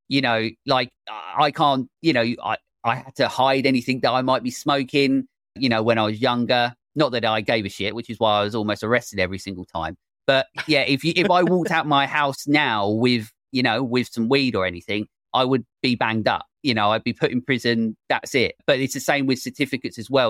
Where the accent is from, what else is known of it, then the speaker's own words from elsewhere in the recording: England, United Kingdom; I'm English